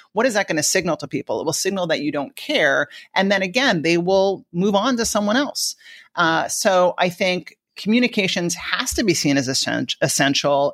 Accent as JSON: {"language": "English", "area": "Long Island", "region": "New York", "country": "United States", "tie": "born or raised there", "also_born_or_lived": "Washington, D.C. / San Francisco", "accent": "New York", "moved": "yes", "said": "I grew up in the suburbs of New York in an area called Long Island"}